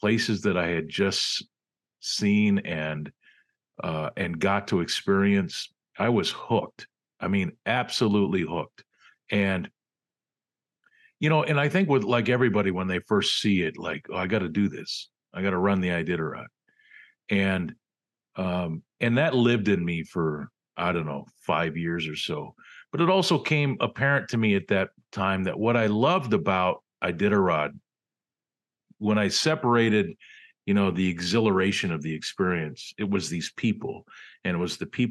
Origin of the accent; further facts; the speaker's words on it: Western New York, United States; moved away as an adult; also born or lived in Cleveland / Anchorage, Alaska; I grew up in Western New York